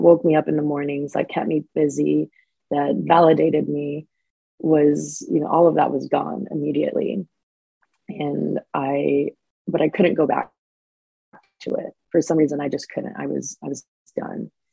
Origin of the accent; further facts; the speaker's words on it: Phoenix, Arizona, United States; moved away as an adult; now in San Diego, United States; I'm from Phoenix, Arizona. Lived there my entire life up until the last few years. I moved to San Diego. Growing up in Phoenix